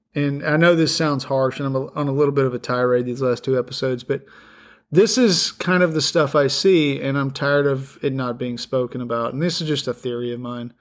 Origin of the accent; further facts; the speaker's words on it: the Rockies, United States; now in Middle Tennessee, United States; I grew up in a place, I grew up in the Rockies